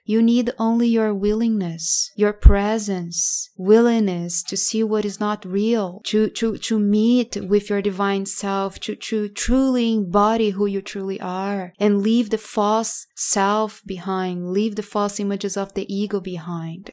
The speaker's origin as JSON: {"language": "English", "country": "Brazil", "tie": "born or raised there", "moved": "as an adult", "lives_now": "United States", "said": "I grew up in Brazil and I moved to United States around five years ago"}